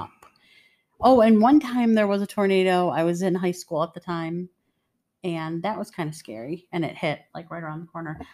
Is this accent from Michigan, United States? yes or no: yes; Detroit, Michigan, United States; moved away; I grew up in the streets of Detroit.